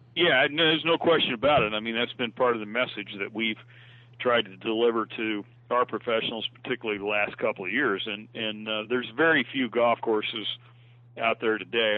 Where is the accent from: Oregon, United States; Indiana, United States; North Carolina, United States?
Indiana, United States; Logansport; I got a job working on a par three course in my hometown of Logansport, Indiana